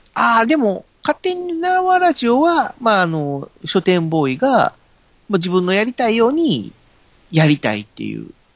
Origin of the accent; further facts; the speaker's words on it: Kobe, Hyogo, Japan; now in Tokai, Japan; もともとは僕、神戸の方が出身だったので